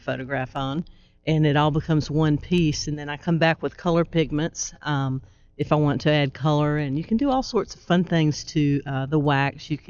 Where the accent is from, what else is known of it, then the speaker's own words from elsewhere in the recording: Gainesville, Georgia, United States; moved away; I grew up in Gainesville and recently moved back